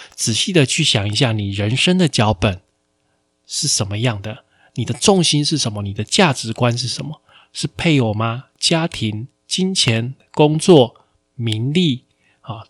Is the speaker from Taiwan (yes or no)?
yes; Taiwan; 我们台湾这边